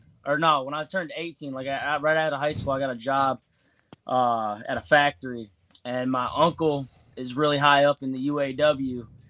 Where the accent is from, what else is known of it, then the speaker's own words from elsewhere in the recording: Michigan, United States; now in Louisville, United States; I am from Michigan. I live in Louisville, Kentucky, and I've been trying to pursue wrestling since 2015.